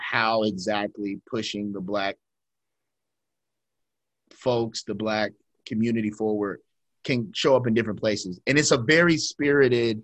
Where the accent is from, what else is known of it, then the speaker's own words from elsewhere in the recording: Ohio, United States; we're from Ohio